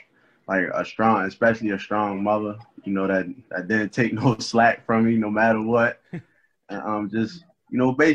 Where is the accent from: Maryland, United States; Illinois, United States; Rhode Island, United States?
Maryland, United States; Baltimore; growing up in Baltimore, it's crazy